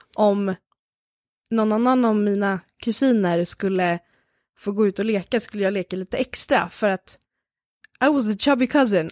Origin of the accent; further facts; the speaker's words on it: Lidingö, Stockholm County, Sweden; jag växte upp på Lidingö